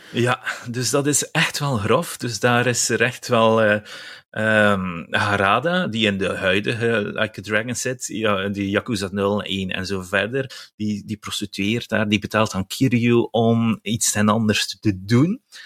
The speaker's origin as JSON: {"language": "Dutch", "region": "West Flanders", "country": "Belgium", "moved": "yes", "lives_now": "Ghent, Belgium", "said": "ik ben West-Vlaming, ik woon wel in Gent"}